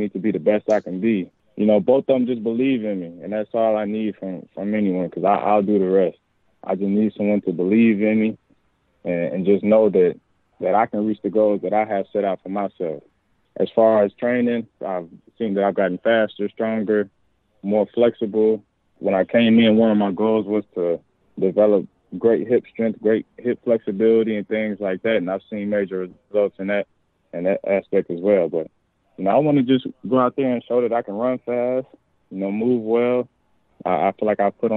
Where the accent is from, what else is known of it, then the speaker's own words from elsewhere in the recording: Louisville, Kentucky, United States; moved away; I'm in my hometown, the same stadium that I used to go to youth camps in at, you know, 6, 7 years old